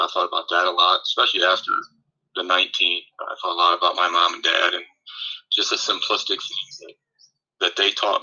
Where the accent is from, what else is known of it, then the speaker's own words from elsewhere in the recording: Eden, Ohio, United States; being a kid growing up in Eden, Ohio